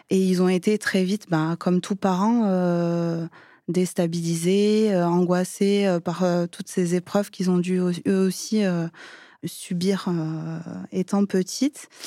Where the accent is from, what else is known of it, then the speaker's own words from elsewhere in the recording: Perpignan, Occitania, France; now in Val-d'Oise, France; je suis originaire de Perpignan.